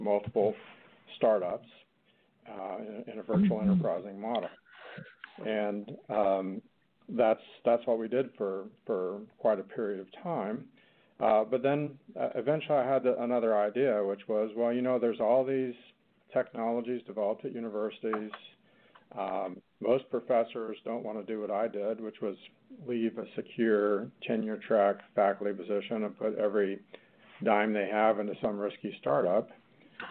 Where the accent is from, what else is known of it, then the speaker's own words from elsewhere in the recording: Arkansas, United States; came back to my home state of Arkansas